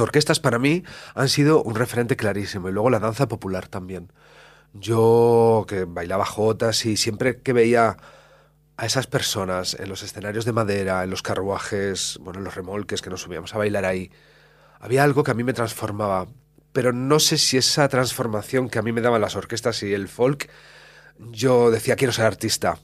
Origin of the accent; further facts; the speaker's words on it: La Cistérniga, Castile and León, Spain; yo soy de pueblo de Valladolid, de la Cisterniga